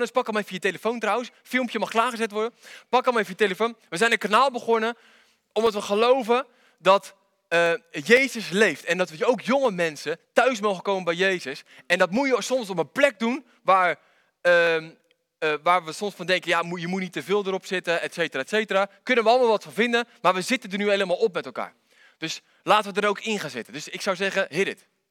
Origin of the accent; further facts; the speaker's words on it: Netherlands; ik kom uit Wanningsveen